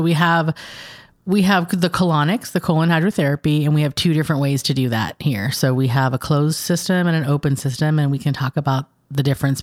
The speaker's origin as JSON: {"language": "English", "town": "San Diego", "region": "California", "country": "United States", "also_born_or_lived": "Fentress County, Tennessee", "moved": "as an adult", "lives_now": "Cookeville, United States", "said": "We're originally from San Diego"}